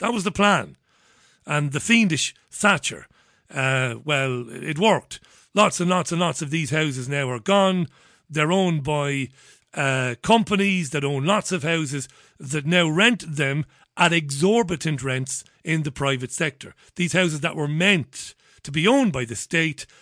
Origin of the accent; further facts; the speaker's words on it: Waterford, Munster, Ireland; I grew up in Ballybeg in Waterford